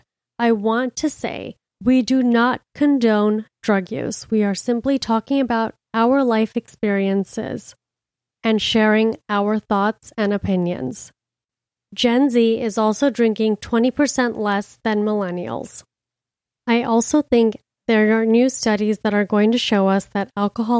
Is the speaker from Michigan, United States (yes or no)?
no; Miami, Florida, United States; now in New York City, United States; I'm from Miami